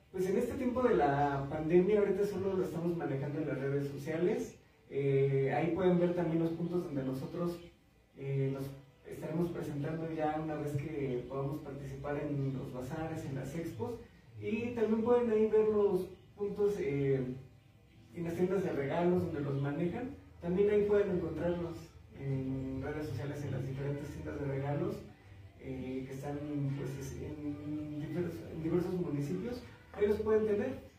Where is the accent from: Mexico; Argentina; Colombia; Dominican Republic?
Mexico; nuestra identidad como mexicanos